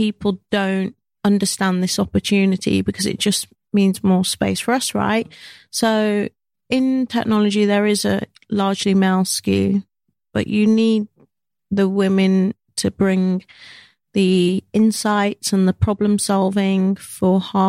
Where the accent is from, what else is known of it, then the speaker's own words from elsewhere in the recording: United Kingdom; I love being British. I love being Jamaican British, Black British.